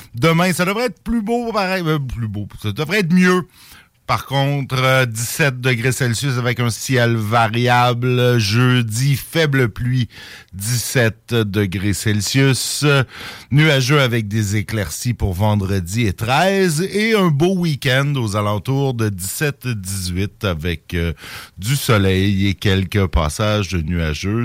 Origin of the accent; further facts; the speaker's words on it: Saint-Jérôme, Quebec, Canada; moved away; ma ville natale de Saint-Jérôme, petite bourgade de 75 000 habitants